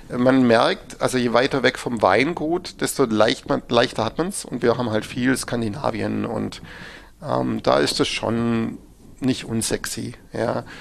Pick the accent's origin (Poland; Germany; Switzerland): Germany; Baden-Württemberg; bei uns in Württemberg